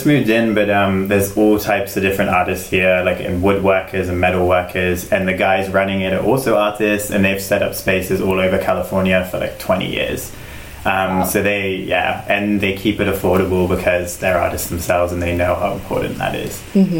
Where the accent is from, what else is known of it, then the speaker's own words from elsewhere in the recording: South West England, United Kingdom; also born or lived in Germany / Spain / South America; I'm from England. Yeah, west of England.